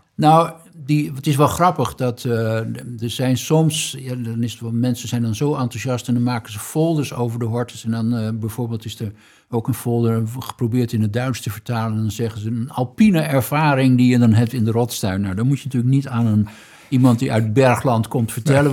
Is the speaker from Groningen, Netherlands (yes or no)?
yes; Groningen, Netherlands; we weten allemaal als Groningers